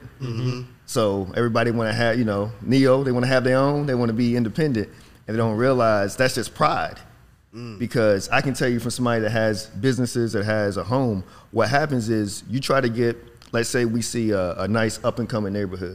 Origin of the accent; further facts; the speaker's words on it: Virginia, United States; moved away as an adult; now in Dallas, United States; I'm from Virginia, Whitesville, Virginia